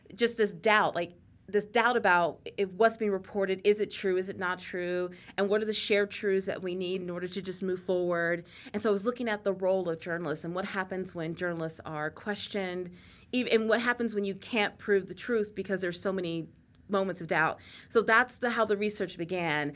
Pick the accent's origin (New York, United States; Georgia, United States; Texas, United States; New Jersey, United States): Texas, United States; moved away; I grew up in Texas